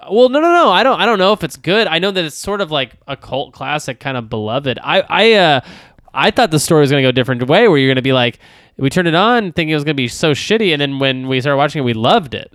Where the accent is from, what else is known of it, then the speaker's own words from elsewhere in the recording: Texas, United States; I grew up in Texas